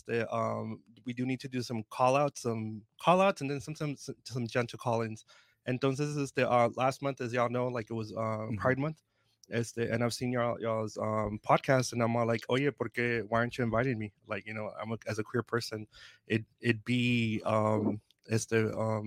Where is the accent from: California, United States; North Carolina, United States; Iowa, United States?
California, United States; Oceanside; I'm an Oceanside native. I grew up here in Oceanside in the late 90s, early 2000s.